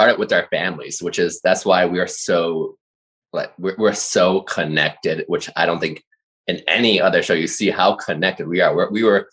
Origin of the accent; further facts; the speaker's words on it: United States; we're American at heart. We all grew up here